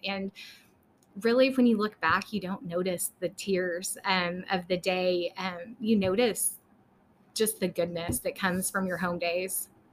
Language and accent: English; Lubbock, Texas, United States; also born or lived in Dallas area, Texas / McKinney, Texas; we are originally from Lubbock. We uh, transplanted down to the Dallas area for several years